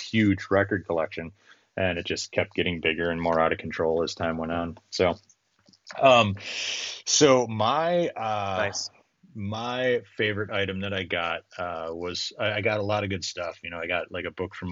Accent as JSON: {"language": "English", "region": "Minnesota", "country": "United States", "said": "I'm from Minnesota"}